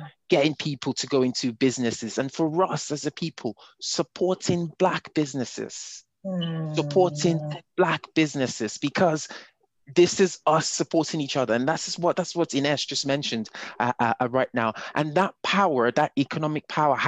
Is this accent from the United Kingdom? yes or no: no; Nigeria; moved away as an adult; I grew up in Nigeria. I did not move to Europe till I was in my 20s. So my identity is Nigerian to the very core